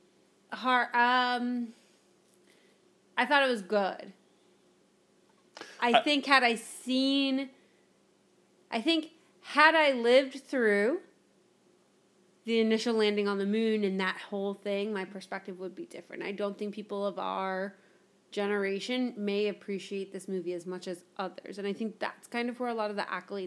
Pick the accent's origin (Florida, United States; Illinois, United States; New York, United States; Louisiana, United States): Florida, United States; I grew up in Florida